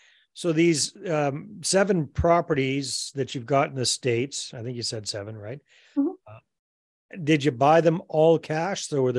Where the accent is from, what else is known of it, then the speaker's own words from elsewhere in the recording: Canada; being Canadian